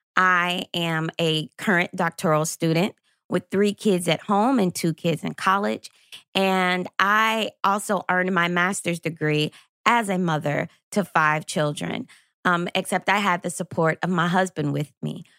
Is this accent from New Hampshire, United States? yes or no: no; Lexington, Kentucky, United States; I was a senior high school student growing up in Lexington, Kentucky